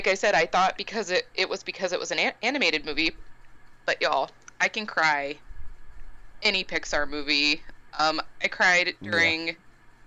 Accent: United States; I'm an American

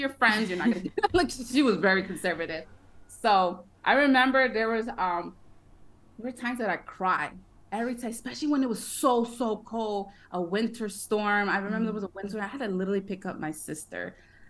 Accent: Connecticut, United States; also born or lived in Brooklyn, New York; I was born in Brooklyn, but I was raised most of my life in Connecticut, in a Mexican household

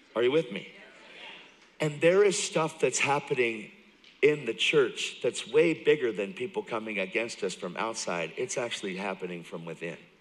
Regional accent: York, Pennsylvania, United States; I grew up in York, Pennsylvania. So I'm from Pennsylvania. I am from. I'm from York.

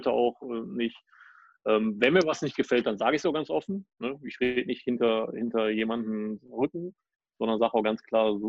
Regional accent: Düsseldorf, North Rhine-Westphalia, Germany; woher kommst du denn? Ich so aus Düsseldorf.

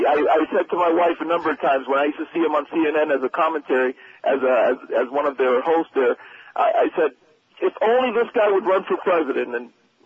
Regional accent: Miami, Florida, United States; I'm 33 years old. I'm Cuban-American, born and raised here.

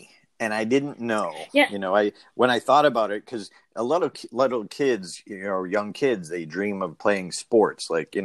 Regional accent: Auburn, Massachusetts, United States; I'm from Auburn

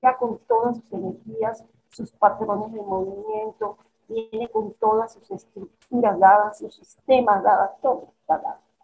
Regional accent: Mexico; moved away; also born or lived in Caracas, Venezuela; yo en mi infancia en México

